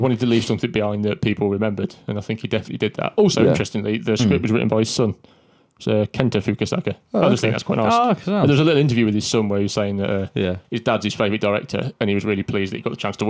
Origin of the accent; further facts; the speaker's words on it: England, United Kingdom; I'm watching it as an English man from a Western culture